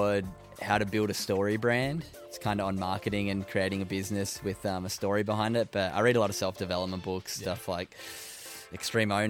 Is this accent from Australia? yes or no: yes; Sydney, New South Wales, Australia; now in Gold Coast, Australia; I grew up in Sydney, but I live on the Gold Coast